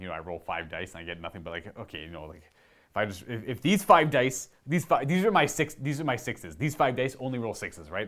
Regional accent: Hamilton, Ontario, Canada; I was born in Hamilton, which is Hamilton, Ontario, so, like, myself, my mother, my mother's parents were all born here in Ontario, Canada

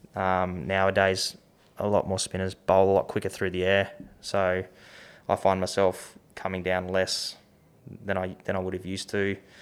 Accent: Tasmania, Australia; growing up in Tassie

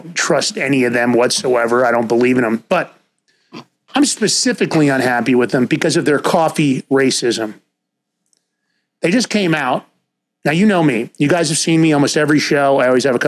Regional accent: New York City, New York, United States; also born or lived in White Plains, New York; I grew up in Ford Mother Bronx, White Plains later

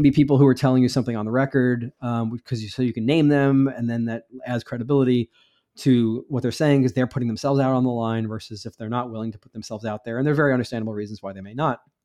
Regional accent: United States; I'm an American reporter

